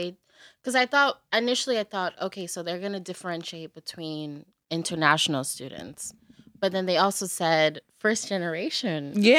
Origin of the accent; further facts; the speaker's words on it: United States; We're Americans and we're still Black.